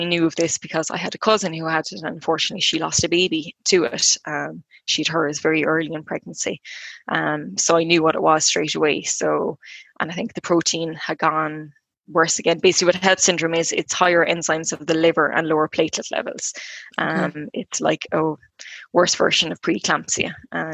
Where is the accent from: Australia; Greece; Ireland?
Ireland; Clonmel, Munster; I'm from Clonmel in County Tip.